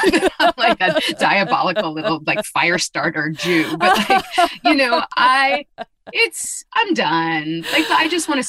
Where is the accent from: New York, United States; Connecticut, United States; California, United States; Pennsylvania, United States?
New York, United States; New York City; I grew up in New York City, in the city, and I romped around being the Tasmanian devil, diabolical little Jew.